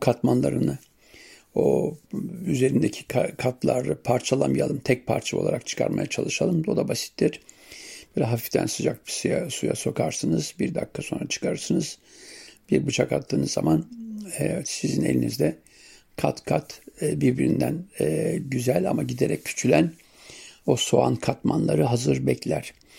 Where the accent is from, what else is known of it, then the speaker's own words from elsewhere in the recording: Siirt Province, Turkey; bizim yörede Siirt'te sumak suyuyla yaparız